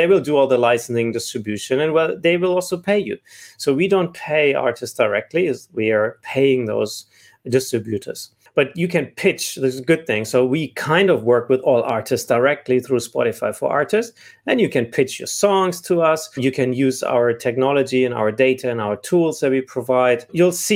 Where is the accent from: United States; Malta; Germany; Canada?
Germany; moved away as an adult; also born or lived in South Africa; I'm originally from Germany. I left Germany about 14 years ago to spend more time in Middle East and Africa